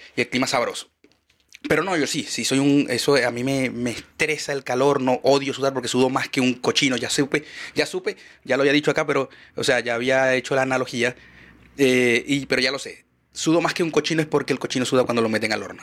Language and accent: Spanish; Maracaibo, Zulia, Venezuela; moved away as an adult; now in Chile; Yo vengo de Maracaibo